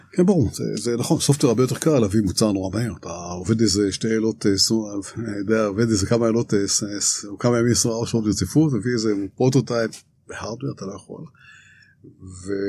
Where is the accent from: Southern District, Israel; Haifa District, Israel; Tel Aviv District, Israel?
Tel Aviv District, Israel; Ramat Gan; אני ישראלי, נורמלי, רגיל, רמת גן